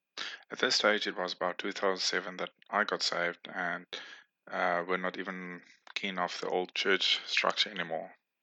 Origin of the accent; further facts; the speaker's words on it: Namibia; born there; I was born in Namibia in the 1980s.